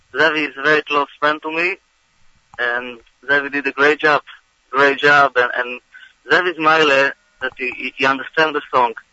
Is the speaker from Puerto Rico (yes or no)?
no; Israel; now in United States; I'm originally from Eretz Yisrael